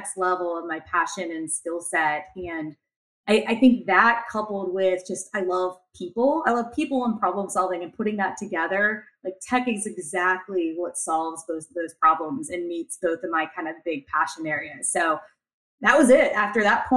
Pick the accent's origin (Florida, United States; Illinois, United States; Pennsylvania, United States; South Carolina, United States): Pennsylvania, United States; just outside of Pittsburgh, Western; I born and raised in Western Pennsylvania, just outside of Pittsburgh